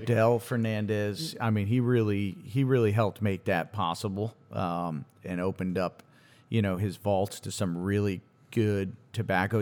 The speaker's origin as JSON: {"language": "English", "region": "Connecticut", "country": "United States", "tie": "born or raised there", "said": "growing up in Connecticut, gr, I went to school in Connecticut."}